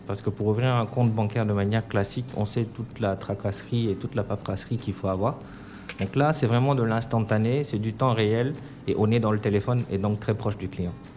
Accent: Senegal; moved away as an adult; also born or lived in Dakar / Paris, France / China; now in Abidjan, Côte d'Ivoire; moi, je suis effectivement né au Sénégal. J'ai grandi au Sénégal où j'ai fait mes études.

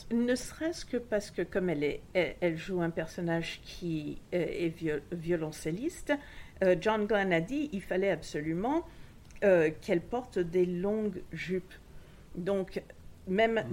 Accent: Tangier, Tanger-Tetouan-Al Hoceima, Morocco; moved away; also born or lived in Washington; je suis d'Angéroise d'origine

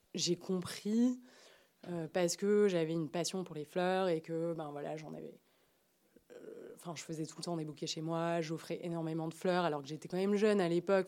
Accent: Marseille, Provence-Alpes-Côte d'Azur, France; moved away as an adult; now in Paris, France; je suis née, j'ai grandi à Marseille

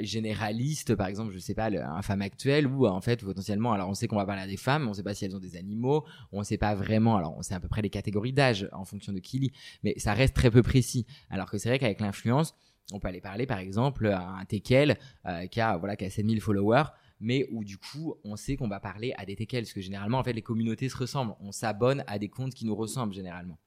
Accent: Brittany, France; je suis originaire de Bretagne

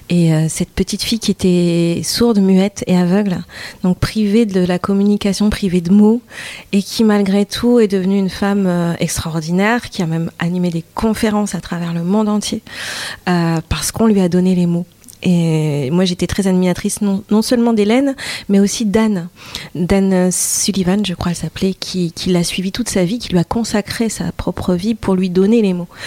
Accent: Douai, Hauts-de-France, France; du côté de, euh, de Douai, euh, ouais, entre Douai et Arleux. Donc on peut dire l'Arlesie ou le Douaisie

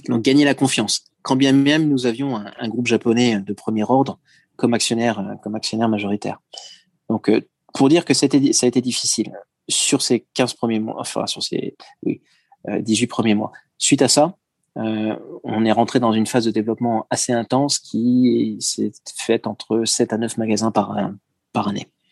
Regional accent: France; moved away as an adult; now in Japan; je changerai pas le fait que je suis français, je me sens d'ailleurs d'autant plus français que je suis maintenant français de l'étranger

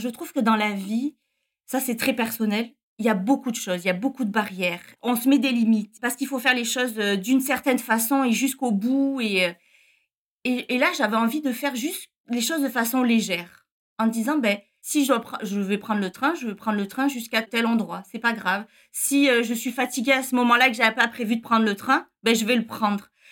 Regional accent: near Perpignan, Occitania, France; moved away as an adult; now in Montreal, Canada; Je viens du sud de la France, près de Perpignan

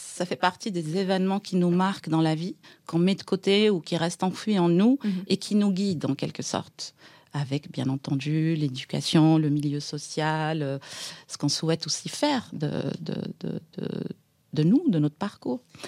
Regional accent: Aïn Beïda, Oum El Bouaghi Province, Algeria; moved away as an adult; now in Paris, France; je suis née en Algérie, dans, dans une ville à l'est euh, d'Alger, dans les Aurès

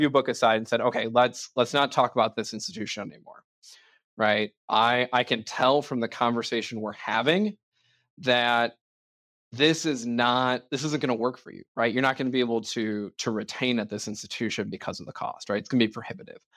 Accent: Ireland; I'm an Irishman

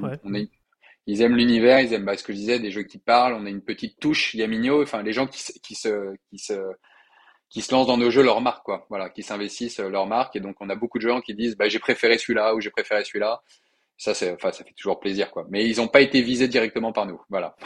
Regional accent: Lyon, Auvergne-Rhône-Alpes, France; also born or lived in Paris; je viens à titre personnel de me réinstaller à Lyon, notamment pour ouvrir ce bureau, en tant que Lyonnais qui se respecte

